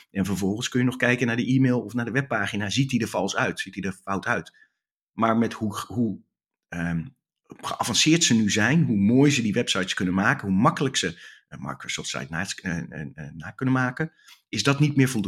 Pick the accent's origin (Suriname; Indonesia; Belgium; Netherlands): Netherlands; Ik ben Nederlander, dus ik ben lekker direct.